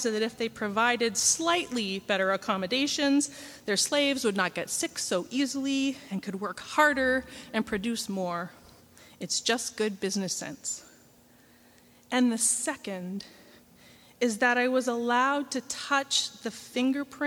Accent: Canada; I'm from Canada

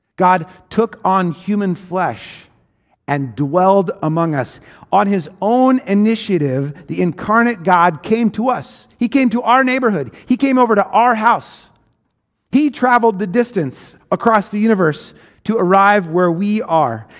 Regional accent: Washington, United States; I grew up in Washington State in a rural place

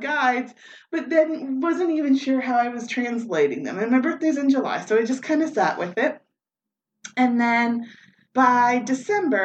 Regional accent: Moncton, New Brunswick, Canada; I was born and raised here in Moncton. I've lived here most of my life

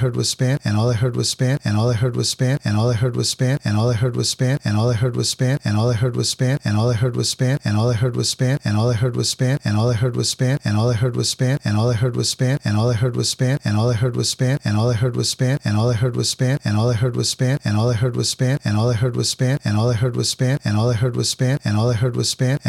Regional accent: Boston, Massachusetts, United States; I was born in Boston City Hospital, which is now Boston Medical Center. And I grew up in this awesome city, que se llama Boston

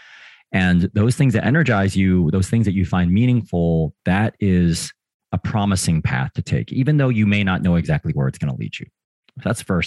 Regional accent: Springfield, Missouri, United States; moved away; I spent most of my childhood in a town called Springfield, Missouri, which is in the Midwest of the United States

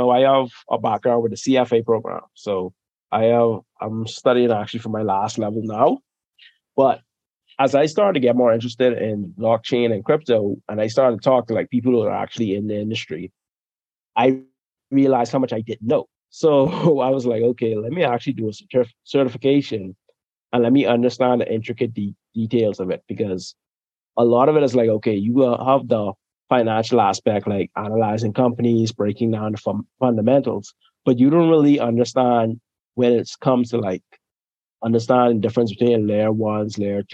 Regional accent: Bahamas; moved away; originally I'm from the Bahamas, you know, that's where I'm born and raised

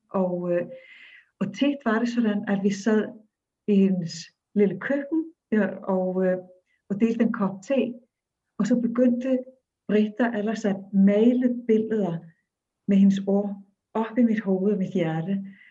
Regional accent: Akureyri, Northeastern Region, Iceland; Danish is a second language; moved away; jeg er født og opvokset i Island

